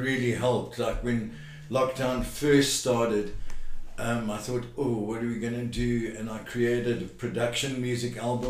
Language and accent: English; Durban, KwaZulu-Natal, South Africa; now in Australia; I'm from Durban, South Africa.